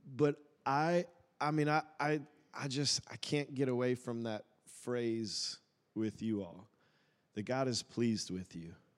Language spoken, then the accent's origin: English; Woodstock, Georgia, United States; moved away as an adult; also born or lived in Tulsa, Oklahoma; I grew up in Woodstock